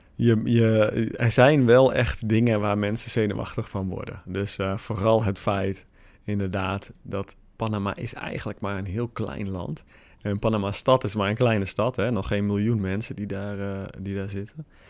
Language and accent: Dutch; Netherlands; wij hebben daar geen controle over als Nederlanders